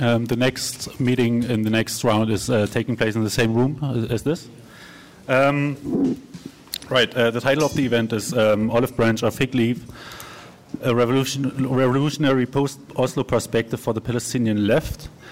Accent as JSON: {"language": "English", "region": "Berlin", "country": "Germany", "said": "I'm from Berlin."}